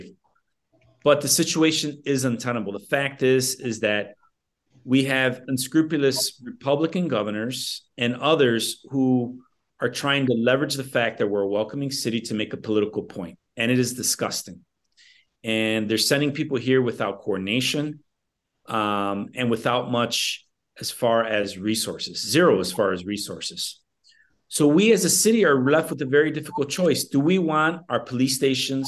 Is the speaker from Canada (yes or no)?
no; Chicago, Illinois, United States; ever since I was a young man, young boy, growing up in Little Village